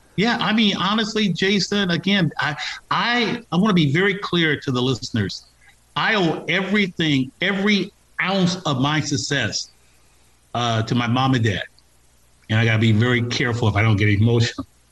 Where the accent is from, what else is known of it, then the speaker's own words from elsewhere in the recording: Los Angeles, California, United States; born and raised in Los Angeles